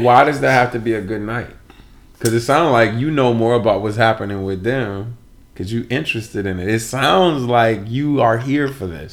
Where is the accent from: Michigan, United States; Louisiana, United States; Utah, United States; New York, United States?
Michigan, United States; I'm from Michigan